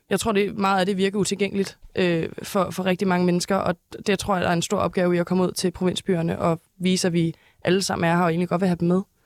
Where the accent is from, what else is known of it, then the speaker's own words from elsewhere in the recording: Næstved, Zealand, Denmark; now in Copenhagen, Denmark; Jeg er fra Næstved